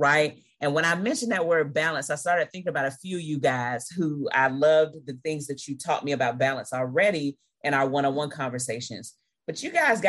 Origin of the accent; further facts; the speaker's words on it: Tallahassee, Florida, United States; right here in my hometown, Tallahassee, Florida